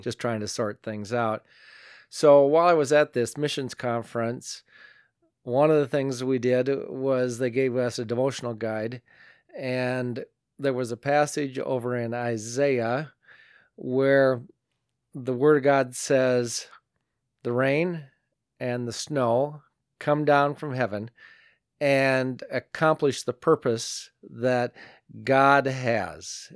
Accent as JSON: {"language": "English", "region": "northeastern Iowa", "country": "United States", "tie": "born or raised there", "said": "attending church in my hometown, and that's up in northeastern Iowa, a little town called Elkheter."}